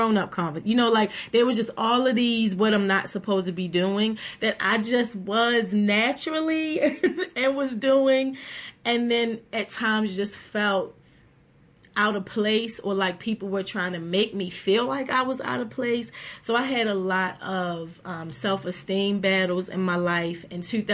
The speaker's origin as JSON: {"language": "English", "town": "Baltimore", "region": "Maryland", "country": "United States", "tie": "born or raised there", "said": "I grew up in West Baltimore in poverty in low-income housing"}